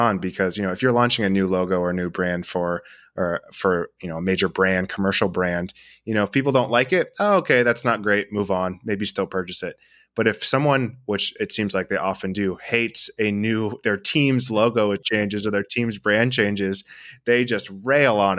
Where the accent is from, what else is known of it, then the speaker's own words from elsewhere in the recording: Southern California, United States; I grew up in Southern California, so the Angels are my baseball team